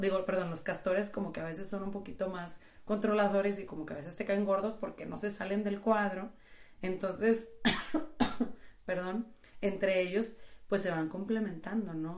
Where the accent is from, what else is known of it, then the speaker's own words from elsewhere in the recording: Monterrey, Nuevo León, Mexico; como buenas regias